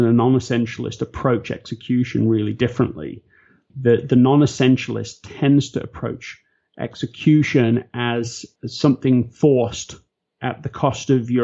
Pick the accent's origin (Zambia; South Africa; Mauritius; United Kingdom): United Kingdom; England; I'm English